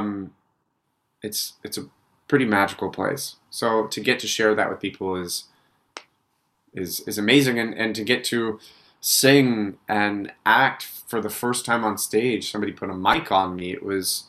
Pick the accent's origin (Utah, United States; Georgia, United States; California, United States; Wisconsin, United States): Utah, United States; now in New York, United States; growing up in Utah